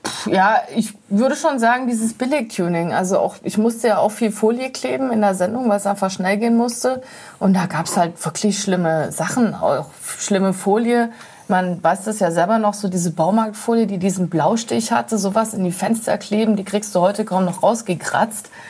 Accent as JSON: {"language": "German", "region": "Berlin", "country": "Germany", "said": "als Berliner"}